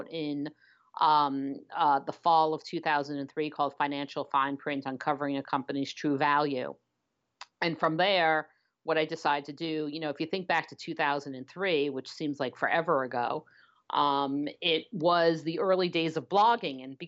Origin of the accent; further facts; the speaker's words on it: New York City, New York, United States; moved away as an adult; also born or lived in Waltham, Massachusetts; now in Los Angeles, United States; I am Brooklyn born and bred